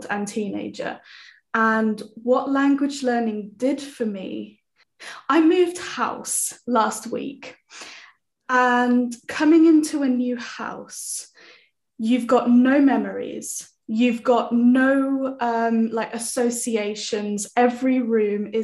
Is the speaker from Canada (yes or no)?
no; United Kingdom; accent: British English; first language English; my first language is British English